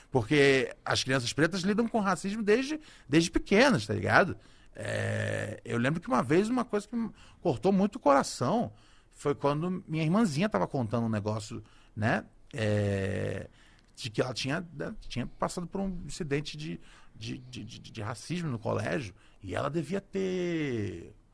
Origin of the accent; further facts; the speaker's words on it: Rio de Janeiro, Brazil; born there; eu nasci no. Eu nasci no Complexo do Alemão, especificamente ali no Morro do Adeus.